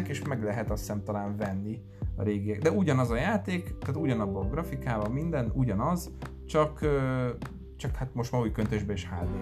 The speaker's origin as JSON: {"language": "Hungarian", "town": "Kecskemét", "region": "Bács-Kiskun", "country": "Hungary", "moved": "yes", "said": "nálam otthon Kecskeméten"}